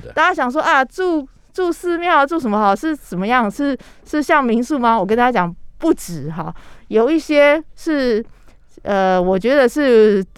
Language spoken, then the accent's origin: Chinese; Taiwan; 我们台湾人